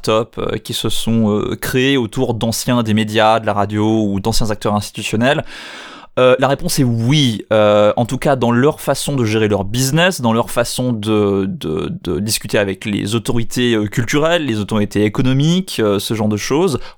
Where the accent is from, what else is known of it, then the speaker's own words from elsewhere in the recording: Switzerland; Je suis suisse, malgré euh, mon absence euh, d'accent. Je suis francophone, mais je suis suisse dans ce petit pays situé à l'est de la France.